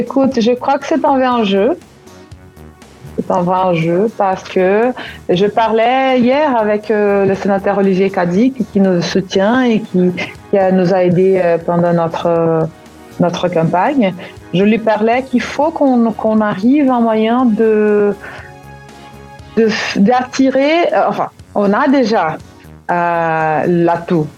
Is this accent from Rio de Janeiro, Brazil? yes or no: no; Curitiba, Paraná, Brazil; French is a second language; À l'Alliance française, à Curitiba, qui, à l'époque, c'était le seul enclave, euh, de la culture française, euh, chez nous, à Curitiba